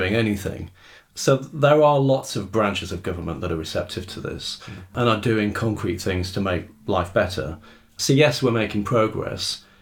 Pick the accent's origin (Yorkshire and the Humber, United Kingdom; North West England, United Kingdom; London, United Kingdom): Yorkshire and the Humber, United Kingdom; Rotherham; I grew up in Rotherham